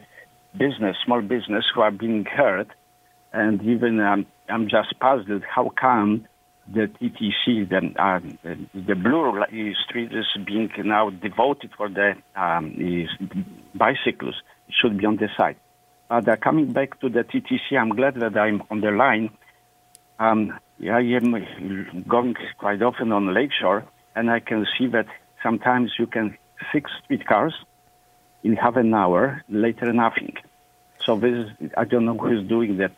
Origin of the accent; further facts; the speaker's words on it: Poland; English is a second language; moved away as an adult; now in Toronto, Canada; I am in Canada since 1981, So I came from Poland